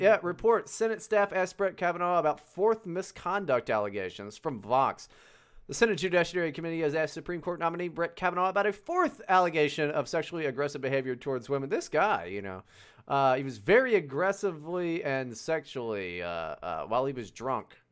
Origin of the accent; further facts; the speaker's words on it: West Virginia, United States; moved away; growing up in West Virginia.